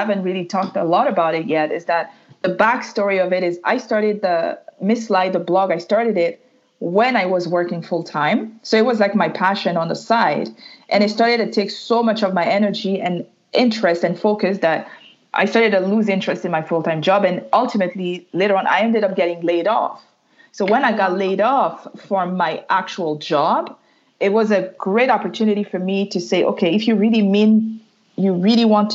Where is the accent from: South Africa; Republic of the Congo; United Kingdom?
Republic of the Congo; first language French; English is a second language; also born or lived in Ottawa, Canada; now in Montreal, Canada; originally I'm Congolese from Congo, Brazzaville, Central Africa. I was born and raised there.